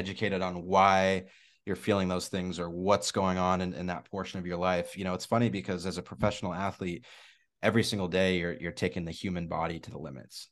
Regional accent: Spokane, Washington, United States; I'm from Spokane, Washington, so I've been a Seahawks guy

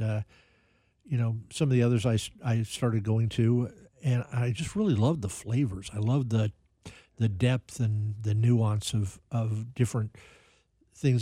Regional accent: Kansas City, Missouri, United States; also born or lived in Independence / Raytown / Johnson County; Kansas City's been my home my entire life

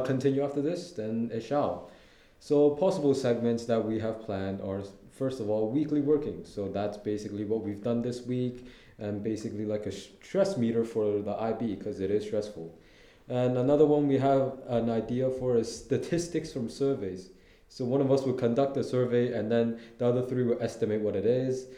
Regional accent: Hong Kong; I'm from Hong Kong.

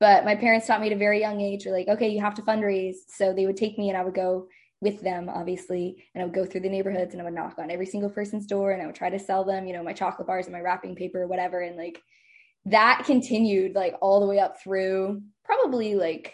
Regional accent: Lancaster, Pennsylvania, United States; moved away as an adult; also born or lived in San Francisco; I'm originally from Lancaster, Pennsylvania

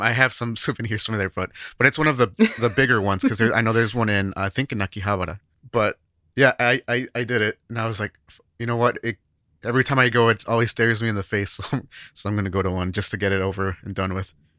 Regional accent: United States; now in Japan; as an American

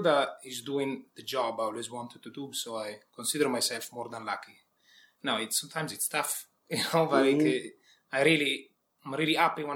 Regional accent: a very small village outside Milan, Lombardy, Italy; accent: Italian; moved away as an adult; now in Dublin, Ireland; I come from a very small village outside Milan. So I call it very small village because it's one of those villages that you see in the movies, you know, very, very small community. Everybody knows you.

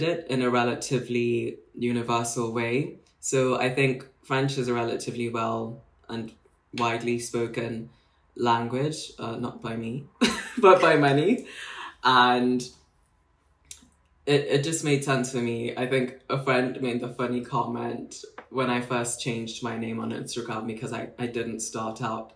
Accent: Nairobi, Kenya; moved away as an adult; also born or lived in Bristol; now in London, United Kingdom; So I'm Kenyan, born and raised in Nairobi most of my life. Only moved to the UK circa 2014 to read law, relatively young

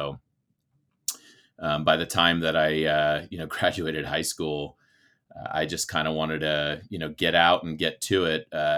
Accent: Bay Area, California, United States; I grew up in the Bay Area, California.

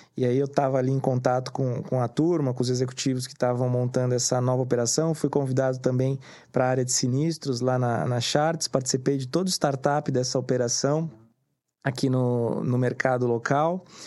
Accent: Santos, São Paulo, Brazil; eu sou nascido em Santos

